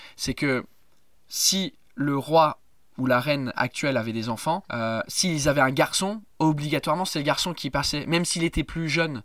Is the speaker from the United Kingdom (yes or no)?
yes; England, United Kingdom; French is a second language; now in France; en tant qu'anglais